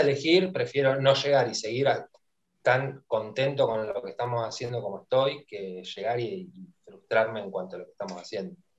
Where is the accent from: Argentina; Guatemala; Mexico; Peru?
Argentina; lo que nos ha dado eh, lo deportivo como argentinos